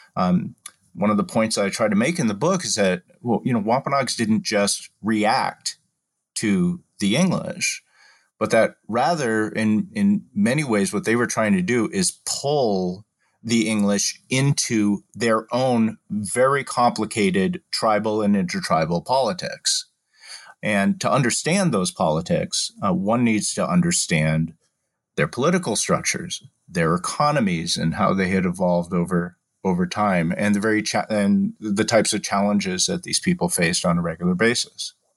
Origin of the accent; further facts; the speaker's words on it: Massachusetts, United States; moved away as an adult; also born or lived in Washington, D.C.; now in Philadelphia, United States; I was born and raised in Massachusetts